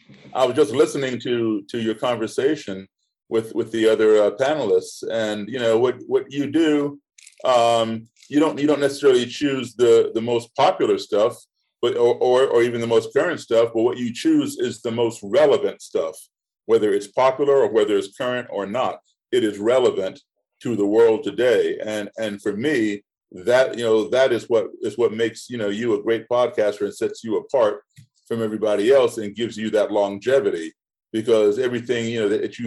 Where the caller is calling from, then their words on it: Bratislava, Bratislava Region, Slovakia; I'm tuning in from Bratislava, Slovakia.